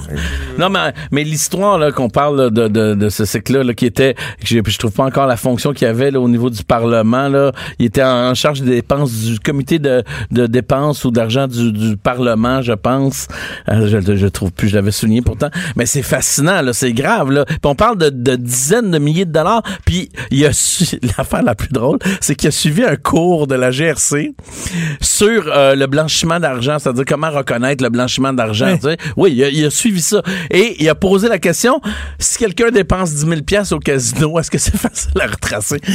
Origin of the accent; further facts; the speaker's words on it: Quebec, Canada; On est des Québécois